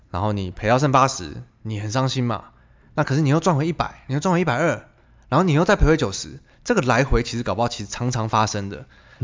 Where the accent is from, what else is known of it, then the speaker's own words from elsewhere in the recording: Taiwan; 我们台湾人